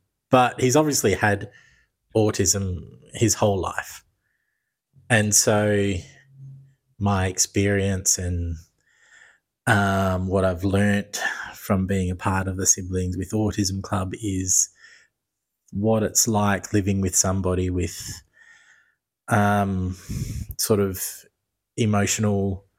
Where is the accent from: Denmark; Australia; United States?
Australia; Perth, Western Australia; We grew up in Perth.